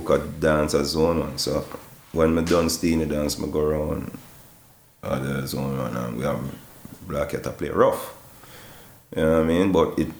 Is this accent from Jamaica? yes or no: yes; Jamaica; we're the only song when I come from Jamaica, … on the flyers.